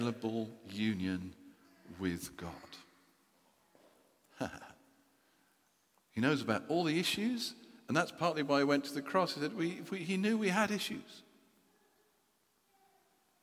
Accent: United Kingdom; We're British people

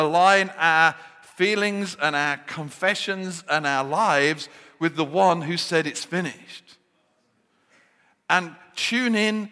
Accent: Birmingham, West Midlands, United Kingdom; accent: Brummie; I revert to my Birmingham accent when I get depressed

